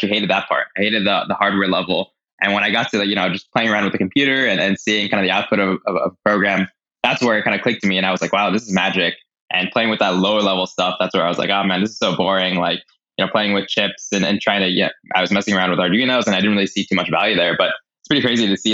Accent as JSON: {"language": "English", "area": "Bay Area", "region": "California", "country": "United States", "tie": "born or raised there", "said": "I grew up in the Bay Area, you know, heart of Silicon Valley."}